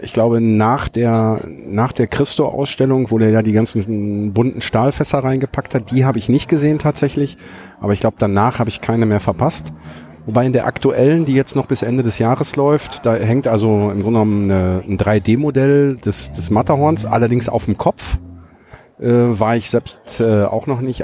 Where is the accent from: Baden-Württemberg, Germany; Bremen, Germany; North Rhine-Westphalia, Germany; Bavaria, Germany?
North Rhine-Westphalia, Germany; Herten; bei uns in Herten